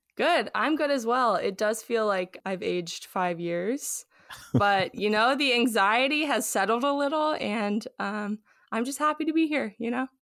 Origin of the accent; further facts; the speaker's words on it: Los Angeles, California, United States; now in Austin, United States; I'm from Los Angeles originally